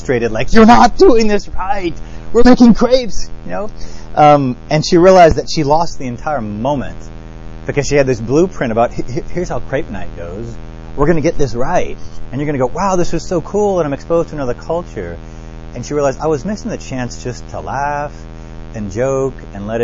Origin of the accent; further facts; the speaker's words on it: New Orleans, Louisiana, United States; I grew up in New Orleans